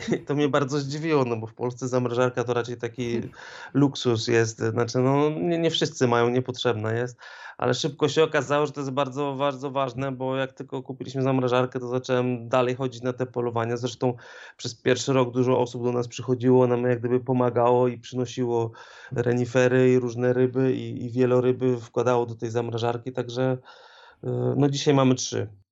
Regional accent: Poland; moved away as an adult; now in Greenland; ja też pochodzę z małego miasteczka

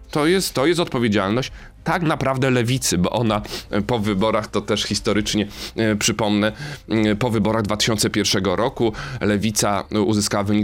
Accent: Kraków, Lesser Poland, Poland; accent: Kraków/Galician; Jestem z Małopolski, wiem, z Galicji, wiem, z Krakowa. Wiem. Y, jestem z tego dumny, że, że mam taki akcent

